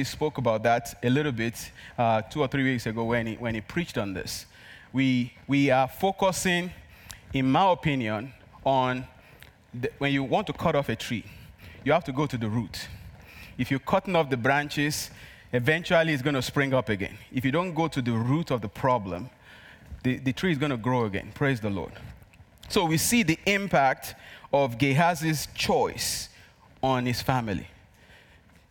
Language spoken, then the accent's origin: English; Nigeria; accent: Nigerian; English is a second language; moved away; my Nigerian accent